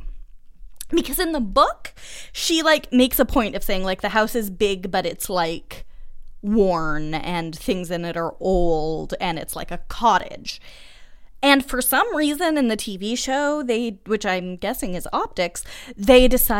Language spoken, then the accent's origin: English; Massachusetts, United States; moved away as an adult; also born or lived in Montreal, Canada; I am from Massachusetts